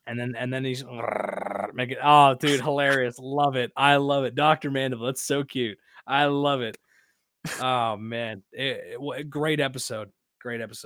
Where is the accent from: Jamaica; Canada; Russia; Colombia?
Canada; accent: Canadian; I'm from ru, rural Canada